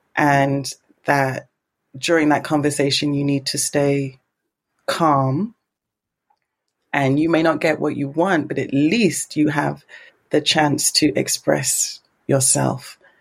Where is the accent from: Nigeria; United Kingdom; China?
United Kingdom; England; now in Japan; as an English person